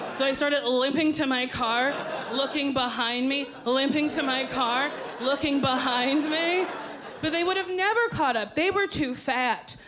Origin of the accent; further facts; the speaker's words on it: New Jersey, United States; I'm from New Jersey where it's illegal to pump it yourself